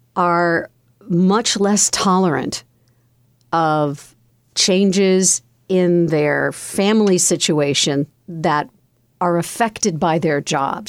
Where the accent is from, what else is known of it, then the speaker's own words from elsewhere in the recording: Connecticut, United States; my home state of Connecticut.